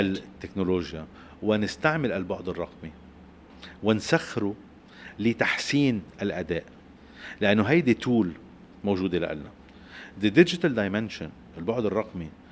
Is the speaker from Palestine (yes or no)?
no; Lebanon; نحن كلبنانيين